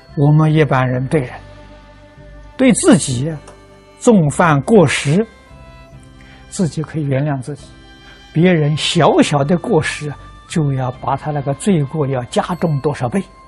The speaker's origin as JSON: {"language": "Chinese", "country": "China", "also_born_or_lived": "United States", "moved": "as an adult", "said": "这跟我们中国人不一样啊"}